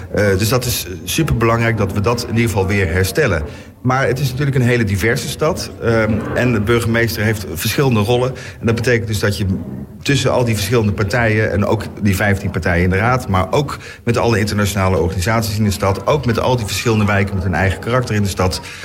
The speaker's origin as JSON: {"language": "Dutch", "region": "North Brabant", "country": "Netherlands", "moved": "yes", "lives_now": "The Hague, Netherlands", "said": "ik ben zelf, eh, zo ik iets ben, ben ik Brabander."}